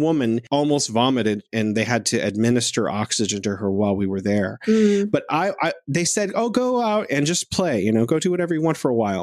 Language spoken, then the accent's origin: English; United States; now in China; I'm an American